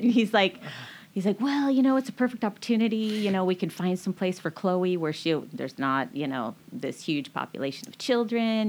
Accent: Marysville, Washington, United States; also born or lived in Aiken, South Carolina / New Mexico / Everett, Washington; I grew up in Marysville

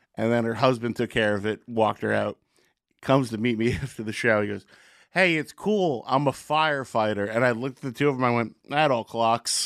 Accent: Secaucus, New Jersey, United States; growing up in Secaucus

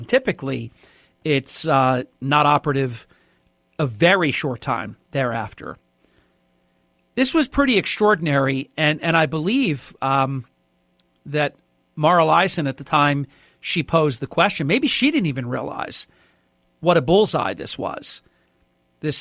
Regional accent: Atlantic City, New Jersey, United States; My hometown, the world's playground, Atlantic City

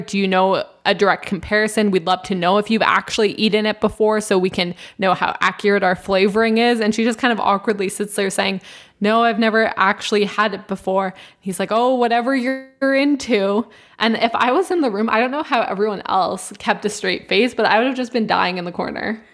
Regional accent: Canada; we're from Canada

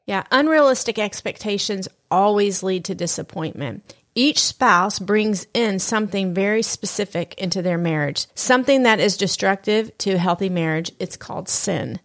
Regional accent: Southern United States, United States; accent: Southern; my Southern accent

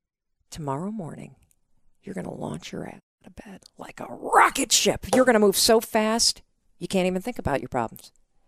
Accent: Midwest, United States; That's my drink. I'm from the Midwest, like you.

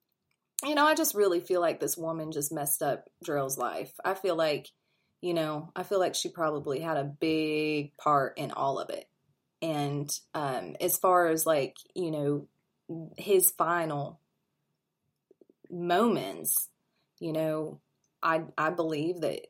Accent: St. Joseph, Missouri, United States; moved away; I'm from St. Joe, Missouri, and that's how it was growing up.

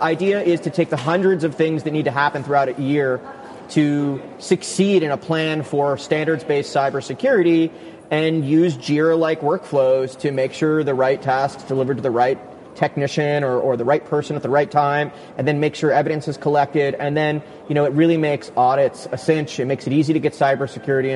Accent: New York, United States; I'm from New York

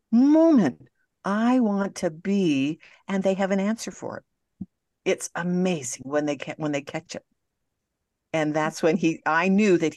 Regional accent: Montreal, Quebec, Canada; Well, I'm Canadian. I'm going home to visit.

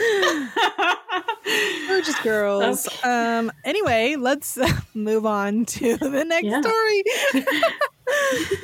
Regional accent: San Francisco Bay Area, California, United States; I grew up in the San Francisco Bay Area

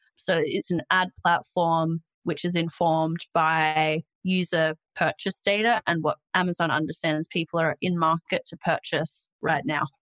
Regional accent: Australia; accent: Australian; I'm Australian, if you couldn't already tell from my accent

